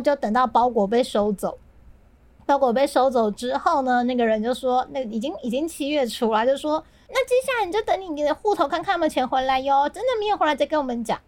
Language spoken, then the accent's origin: Chinese; southern Taiwan, Taiwan; 我是南部人嘛，我们都会去新爵江或是旧爵江